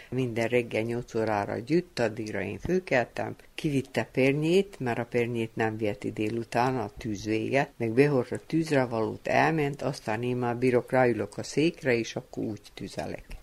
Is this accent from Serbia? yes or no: yes; Feketić, Vojvodina, Serbia; born there; Hegyesén születtem, Dedreába, miután fő, itt fejeztem be a osztályt.